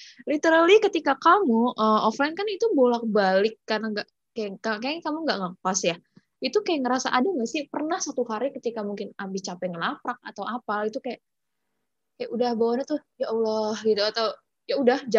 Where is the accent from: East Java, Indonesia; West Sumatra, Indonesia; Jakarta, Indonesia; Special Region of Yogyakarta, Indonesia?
Jakarta, Indonesia; aku kan asalnya dari Jakarta ini for your information aja sih uh, emang Jakarta itu dari awal emang udah panas gitu maksudnya panas gitu